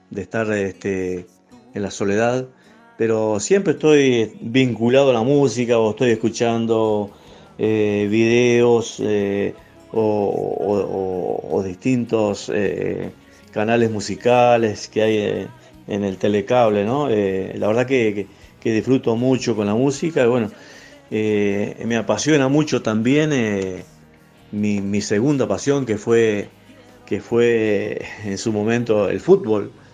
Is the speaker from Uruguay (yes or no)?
yes; Soriano, Uruguay; el departamento soriano que me otorga eh, mi ciudad natal